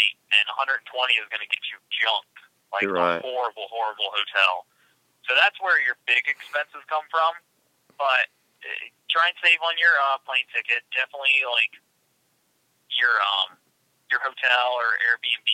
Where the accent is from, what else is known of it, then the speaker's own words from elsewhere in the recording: Pennsylvania, United States; I'm from Pennsylvania.